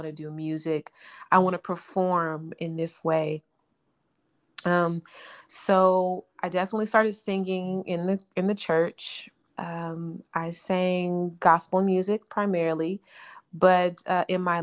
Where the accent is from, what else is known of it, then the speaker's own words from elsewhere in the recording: Arlington, Texas, United States; moved away as an adult; also born or lived in Mineral Wells, Texas / New York / Chicago / Los Angeles; I was born in Mineral Wells, Texas, which is a small city in West Texas near Weatherford. And we moved to Arlington when I was a baby